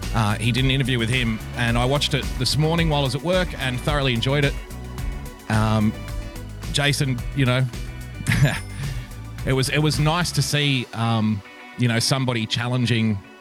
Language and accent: English; Australia; I am an Australian